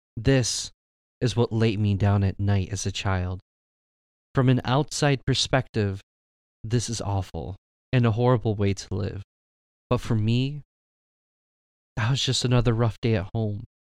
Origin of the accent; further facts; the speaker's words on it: Michigan, United States; My parents came from Mexico, and I was born here in Michigan